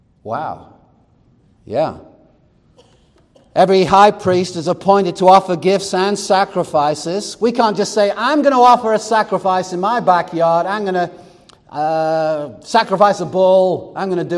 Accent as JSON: {"language": "English", "country": "United States", "said": "we're American"}